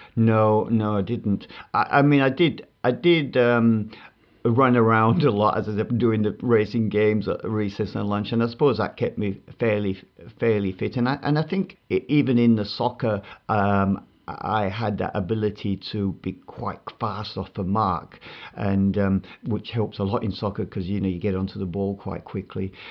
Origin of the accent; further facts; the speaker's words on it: Bradford, Yorkshire and the Humber, United Kingdom; I grew up in Bradford